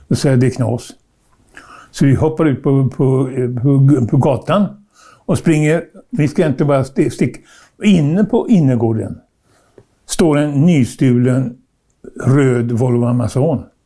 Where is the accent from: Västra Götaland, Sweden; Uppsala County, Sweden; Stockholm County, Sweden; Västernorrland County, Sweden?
Västra Götaland, Sweden; Trollhättan; jag föddes i Trollhättan